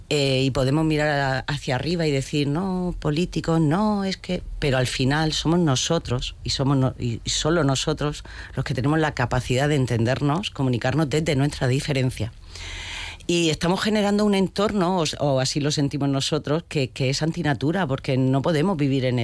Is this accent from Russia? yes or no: no; Region of Murcia, Spain; somos todos murcianos.